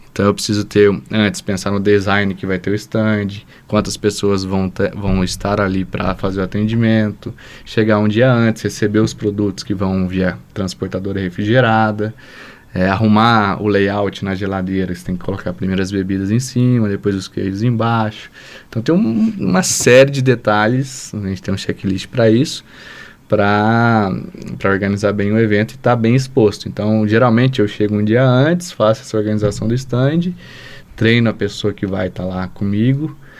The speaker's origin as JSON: {"language": "Portuguese", "town": "São José dos Campos", "region": "São Paulo", "country": "Brazil", "also_born_or_lived": "Rio Claro, São Paulo", "moved": "as an adult", "lives_now": "Lavras, Brazil", "said": "eu sou de São José dos Campos, São Paulo, vim para Lavras em 2006, fazer administração aqui na UFLA"}